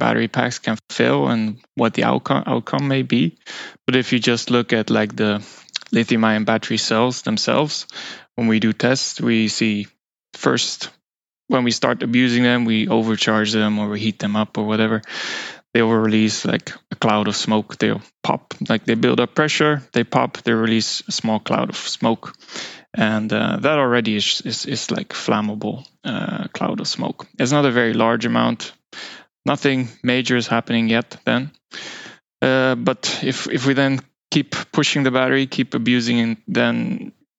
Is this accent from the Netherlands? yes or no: yes; Netherlands; moved away as an adult; now in Sweden; I'm originally from the Netherlands and eventually moved to Sweden for some studies as a mechanical engineer